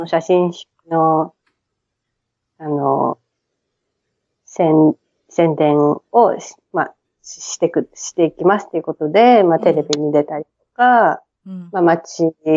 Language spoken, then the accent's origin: Japanese; Tokyo, Japan; moved away as an adult; now in Brisbane, Australia; 大井町っていう品川の次の駅でずっと育ってますね